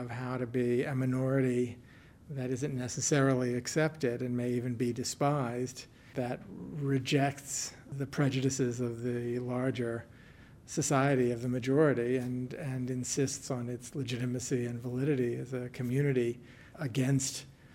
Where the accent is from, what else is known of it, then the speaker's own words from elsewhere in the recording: the Deep South, southern Louisiana, United States; there's a lyricism and an open expressiveness in Southern speech, and I grew up surrounded